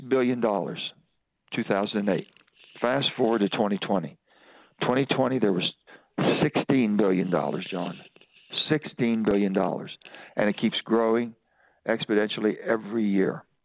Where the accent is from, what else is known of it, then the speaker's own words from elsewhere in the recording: West Virginia, United States; I'm an American first, I'm a West Virginian second